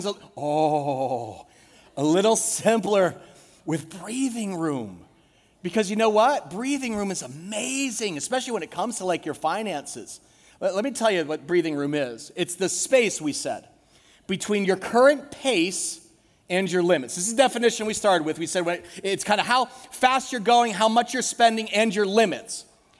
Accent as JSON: {"language": "English", "country": "United States", "said": "As Americans"}